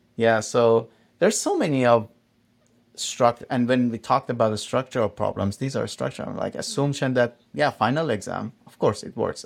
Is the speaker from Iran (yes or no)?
yes; Iran; moved away; I come from Iran